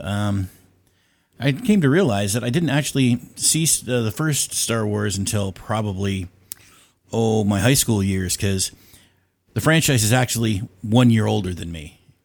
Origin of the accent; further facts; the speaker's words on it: Canada; now in Ontario, Canada; I am also from Canada